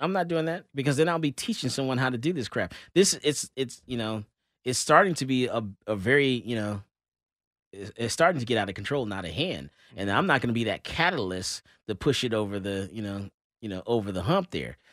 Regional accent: Florida, United States; also born or lived in Georgia; I'm from Florida

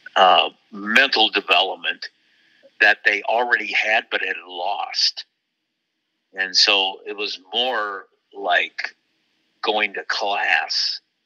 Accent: Waterloo, Iowa, United States; my hometown of Waterloo Cedar Falls at the University of Northern Iowa

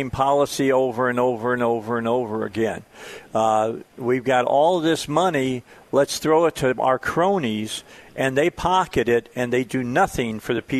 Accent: outside of Chicago, Illinois, United States; I grew up outside of Chicago back in the late 50s and through the 60s

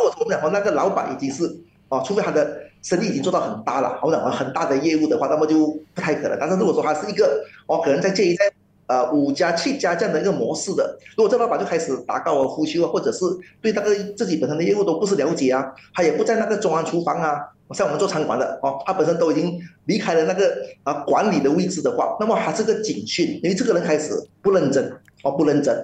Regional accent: Malaysia; 我们马来西亚人

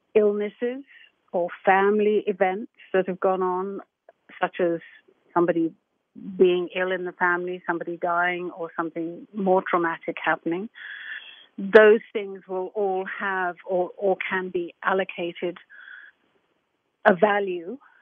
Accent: England, United Kingdom; I'm English

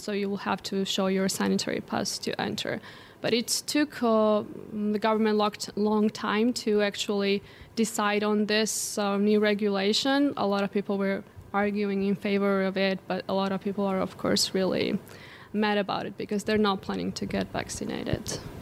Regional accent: Georgia; born or raised there

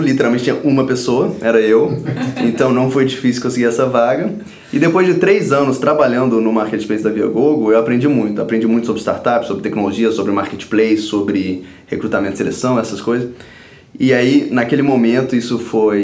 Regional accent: Brazil; also born or lived in Stanford, United States; o país onde eu nasci. Eu amo esse país, eu amo o Rio

